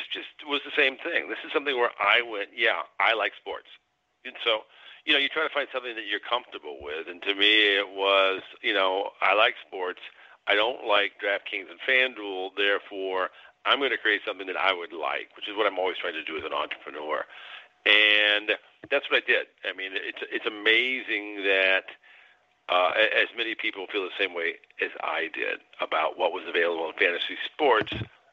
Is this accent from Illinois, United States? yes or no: yes; Illinois, United States; I'm from Illinois